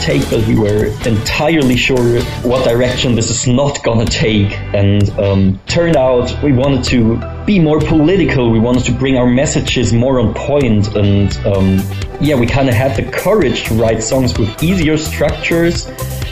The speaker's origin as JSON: {"language": "English", "town": "Freiburg", "region": "Baden-Württemberg", "country": "Germany", "said": "We are a band from Germany, from Freiburg, southern Germany to be exact. And we started the band when we were still in school, 15 years old"}